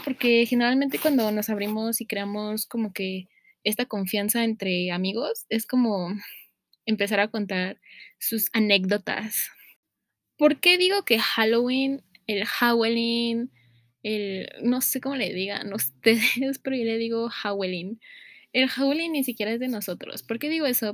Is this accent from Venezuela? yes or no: no; Mexico; los que somos de México